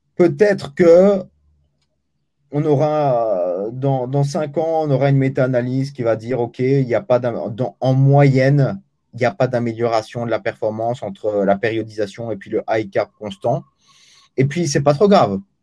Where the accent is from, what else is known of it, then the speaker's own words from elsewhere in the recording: Belgium; je suis belge pour les 70, hein.